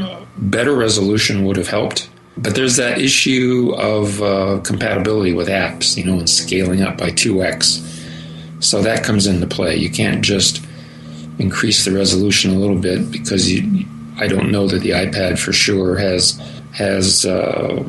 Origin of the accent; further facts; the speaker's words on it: Denver, Colorado, United States; the Denver Broncos, my hometown